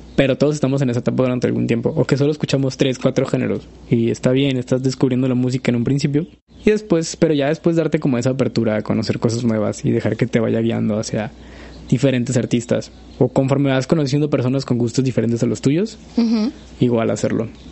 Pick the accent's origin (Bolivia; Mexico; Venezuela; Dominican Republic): Mexico; Soy mexicano